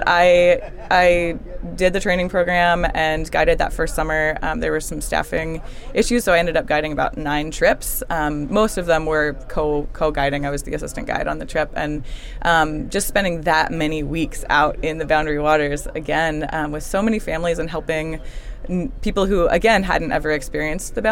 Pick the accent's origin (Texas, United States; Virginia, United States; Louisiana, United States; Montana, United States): Virginia, United States; I'm from Virginia, and I was lucky enough to have a sort of special project trip class, whatever, through my high school